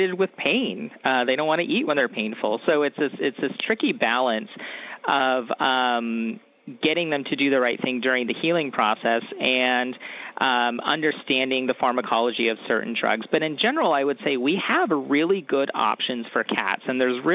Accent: Woodland, California, United States; I actually took a job at a general practice in my hometown of Woodland, California

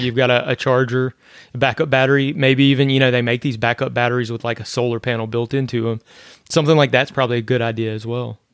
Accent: northern Louisiana, United States; now in Florida, United States; I grew up in Louisiana where we get hit by hurricanes there too. I was in the north part of Louisiana

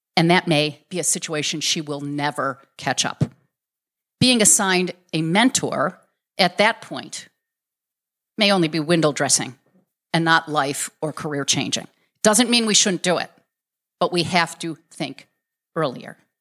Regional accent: Chicago, Illinois, United States; I was born in Garfield Park, Illinois. That's the southwest side of Chicago

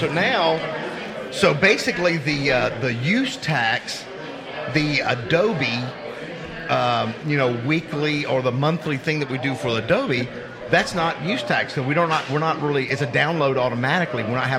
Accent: Oklahoma, United States; we're actually from Oklahoma.

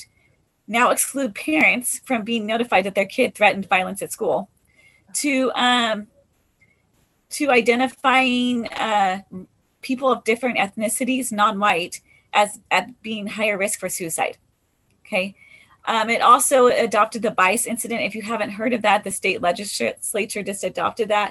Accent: Nestucca School District, Tillamook, Oregon, United States; I grew up in Nestucca School District. So I've lived here for about 35 years

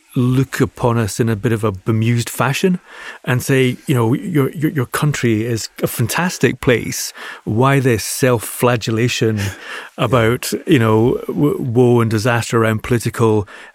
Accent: Glasgow, Scotland, United Kingdom; Glasgow, yeah.

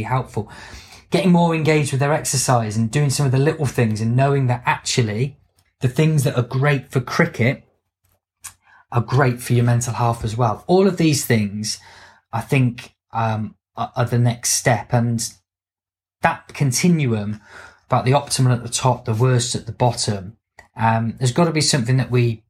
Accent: United Kingdom; if we're British

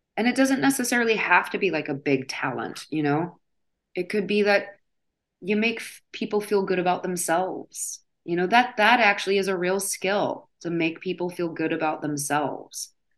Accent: Midwest, United States; I grew up in the Midwest

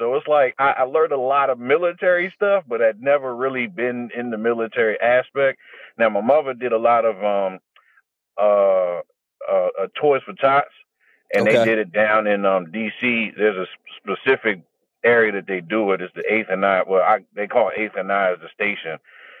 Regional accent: Fort Belvoir, Virginia, United States; So, I was born in Fort Belvoir, Virginia. Both of my parents are Marines.

